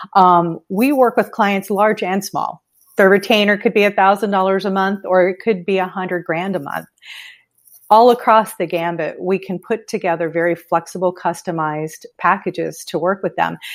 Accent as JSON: {"language": "English", "town": "Miami", "region": "Florida", "country": "United States", "lives_now": "Fort Myers area, United States", "said": "I'm from the Miami area"}